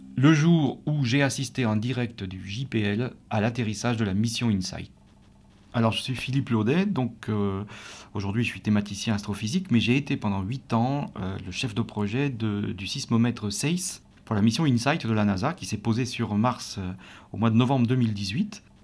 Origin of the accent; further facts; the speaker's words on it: France; accent: French; notre franglais et euh, notre accent allemand pour l'un et français pour l'autre